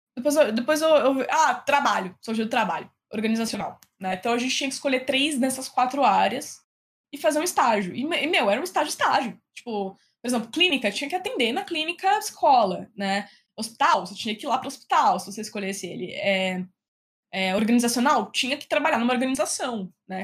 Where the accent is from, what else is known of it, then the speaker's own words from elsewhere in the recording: interior of São Paulo, Brazil; also born or lived in Piracicaba / Bauru; eu sou do interior de São Paulo, né? Então, eu morava no interior, nasci no interior.